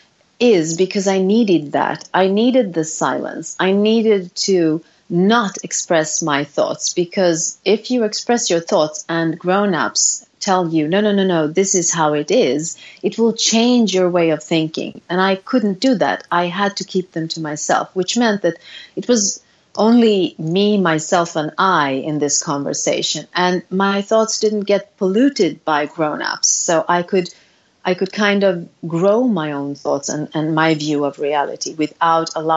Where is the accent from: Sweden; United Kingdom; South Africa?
Sweden; I was born in Sweden